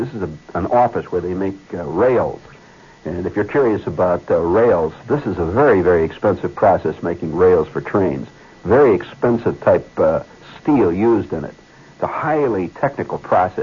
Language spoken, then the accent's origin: English; Indiana, United States; born or raised there; now in New York, United States